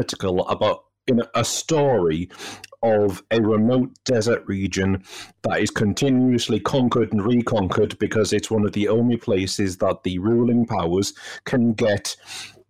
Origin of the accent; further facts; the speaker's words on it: United Kingdom; as a Brit